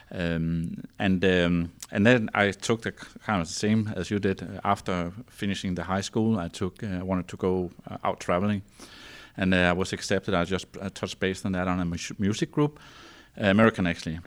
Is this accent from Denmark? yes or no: yes; north of Copenhagen, Zealand, Denmark; English is a second language; I grew up, uh, on the, um, Copenhagen Island, so to say, we call it Zealand, so that's where the capital is, and, but, um, north of Copenhagen